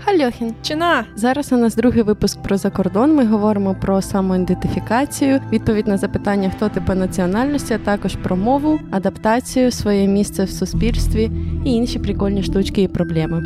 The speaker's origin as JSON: {"language": "Ukrainian", "country": "Ukraine", "tie": "born or raised there", "also_born_or_lived": "Poland", "moved": "as an adult", "lives_now": "Germany", "said": "Я родилась в Україні, 17 років прожила"}